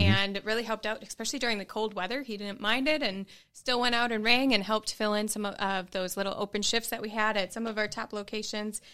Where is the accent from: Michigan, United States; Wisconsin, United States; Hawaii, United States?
Wisconsin, United States; Green Bay; moved away as an adult; now in Knoxville, United States; I am from Green Bay and have only lived in Green Bay